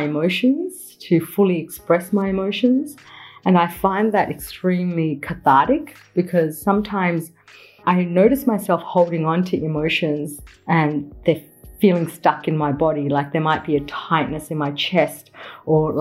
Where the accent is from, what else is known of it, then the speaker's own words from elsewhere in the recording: Melbourne, Victoria, Australia; also born or lived in Mumbai, India; In Carlton, I was surrounded by the Italian community. So there was a lot of Italians that went to my primary school